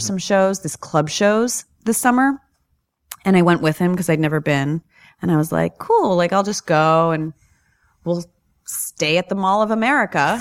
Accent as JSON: {"language": "English", "region": "New York", "country": "United States", "said": "I'm from New York"}